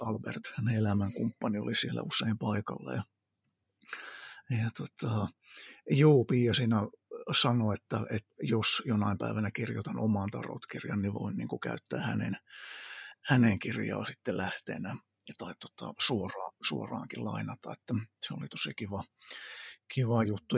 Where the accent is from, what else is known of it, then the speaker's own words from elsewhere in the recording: Kokkola, Central Ostrobothnia, Finland; also born or lived in Iraq; Kokkolassa on syntynyt siellä kasvanut ja, ja sitten tosissaan se ihan varhaislapsuus meni Lähi-idässä Irakin aavikolla. Siellä oltiin kolme ja puoli vuotta ja sitten tultiin takaisin Suomeen